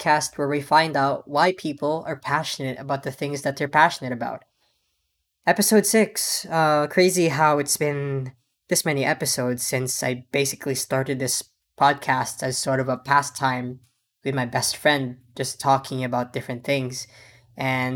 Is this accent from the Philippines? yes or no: yes; Philippines; moved away; my closest friends from high school growing up in the Philippines